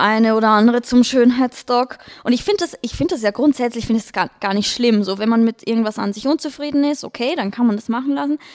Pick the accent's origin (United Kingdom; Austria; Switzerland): Austria; Vienna; moved away as an adult; now in Munich, Germany; ich komme aus Wien, falls man es hört an meinem Dialekt.